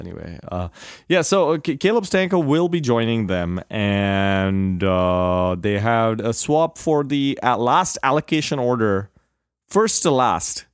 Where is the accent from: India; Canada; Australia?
India; moved away; growing up in India